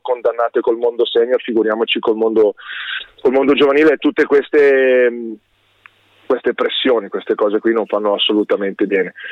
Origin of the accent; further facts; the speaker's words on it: Varese, Lombardy, Italy; io sono nato a Varese, quindi ho tu, tutto quello, tutti gli affetti, tutte le amicizie, tutto quanto è qua, è sempre stato qui per me